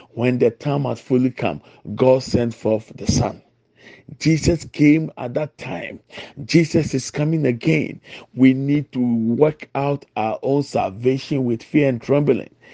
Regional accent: Ghana; I'm from Ghana.

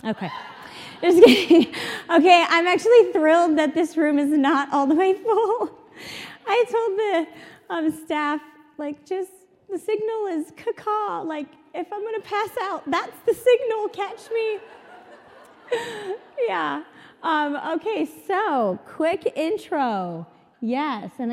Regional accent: San Clemente, California, United States; I'm from San Clemente, California.

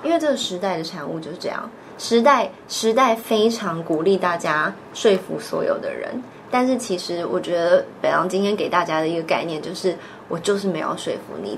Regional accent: Taipei, Taiwan; 我是台北人

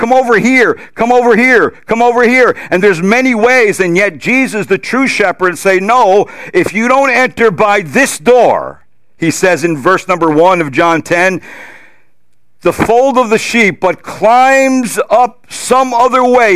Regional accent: New Jersey, United States; I'm from New Jersey.

